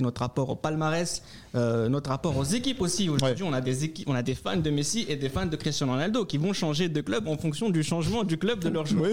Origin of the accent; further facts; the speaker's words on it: France; en tant que Français